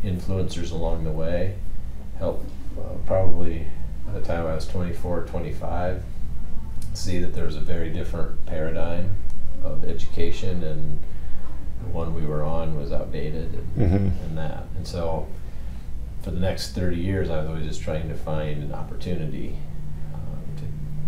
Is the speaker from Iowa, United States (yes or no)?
yes; Iowa, United States; I grew up in Iowa, small high school.